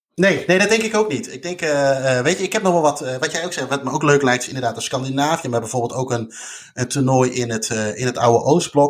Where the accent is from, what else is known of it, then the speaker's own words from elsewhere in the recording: Netherlands; wij als Nederlander